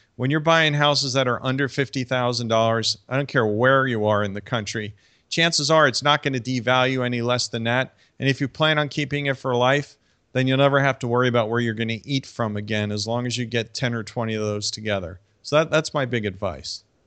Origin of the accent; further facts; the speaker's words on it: New York City, New York, United States; moved away; my hometown area of, like, New York City